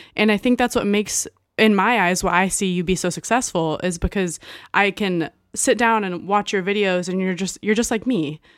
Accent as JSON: {"language": "English", "region": "Texas", "country": "United States", "tie": "born or raised there", "moved": "yes", "said": "I'm pretty much, like, born and raised in Texas"}